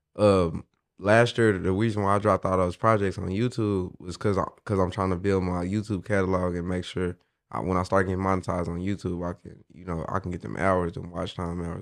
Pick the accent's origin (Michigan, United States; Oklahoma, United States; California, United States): Oklahoma, United States; Midwest City; I'm from Midwest City, Oklahoma, man. But I really rep the whole state